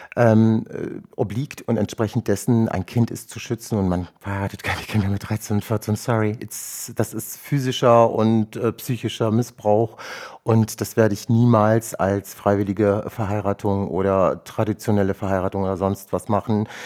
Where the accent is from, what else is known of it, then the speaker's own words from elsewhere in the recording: Rüsselsheim, Hesse, Germany; German is a second language; ich bin dann 1978 in Rüsselsheim zur Welt gekommen